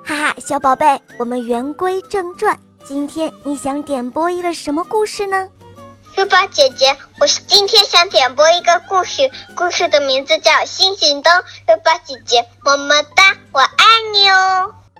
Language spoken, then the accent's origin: Chinese; Nanjing, Jiangsu, China; 今年五岁半了，我来自南京